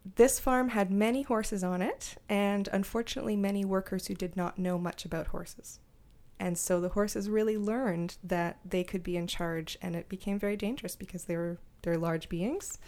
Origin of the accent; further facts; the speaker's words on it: Montreal, Quebec, Canada; I grew up in Montreal